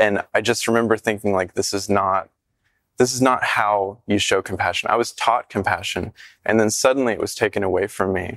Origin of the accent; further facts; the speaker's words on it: the South, United States; a gay kid growing up in the South